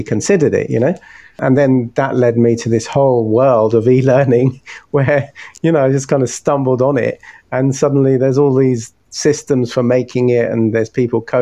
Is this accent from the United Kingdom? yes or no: yes; London, United Kingdom; moved away as an adult; now in Hastings, United Kingdom; I grew up in London